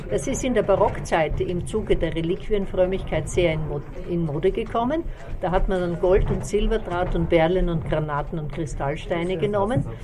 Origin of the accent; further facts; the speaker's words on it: Mitterdorf an der Raab, Styria, Austria; Ich komme eigentlich aus Mitterdorf an der Raab, aber wir haben in der Nähe von Fürstenfeld haben wir eine Schmiede